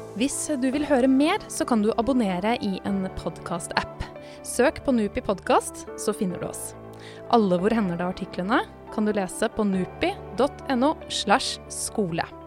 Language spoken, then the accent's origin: Norwegian; Norway; meg som nordmann